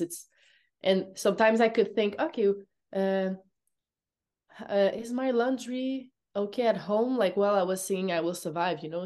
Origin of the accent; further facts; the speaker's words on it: Montreal, Quebec, Canada; English is a second language; I'm from Montreal